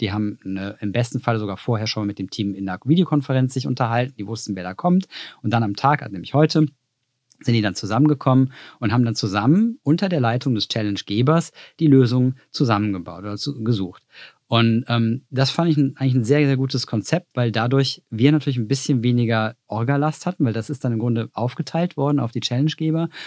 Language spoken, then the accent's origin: German; Cologne, North Rhine-Westphalia, Germany; wie ein guter Rheinländer, ich bin aus Köln